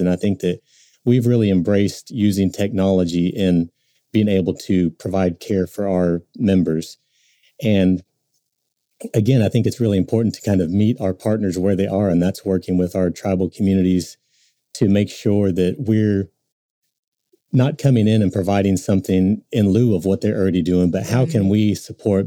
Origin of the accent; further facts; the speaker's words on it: Tulsa, Oklahoma, United States; growing up in Tulsa